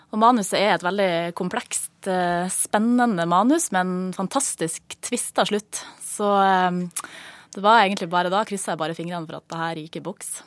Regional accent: Mosjøen, Nordland, Norway; moved away; Vi er jo fra samme by har gått på barneskole sammen og ehm, ja, han ble jo filmskaper, jeg ble skuespiller, og vi eh, møttes eh, hver ferie hjemme i Mosjøen

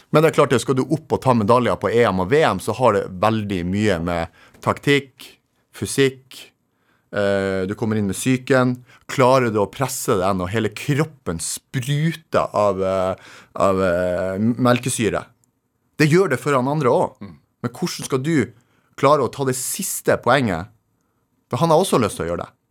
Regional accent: Narvik, Nordland, Norway; Så jeg er egentlig født og oppvokst i Skråninga. Jo, for det er sånn eh, fjellvegg da du bor i. Eller de kaller det skråninga i Narvik.

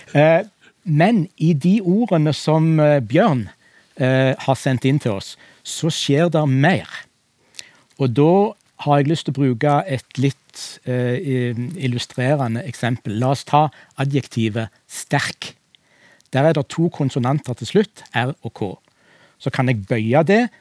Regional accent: Western Norway, Norway; jeg som vestlending

